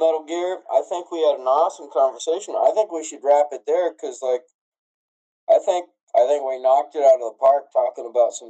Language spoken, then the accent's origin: English; United States; Sorry, man, I'm American.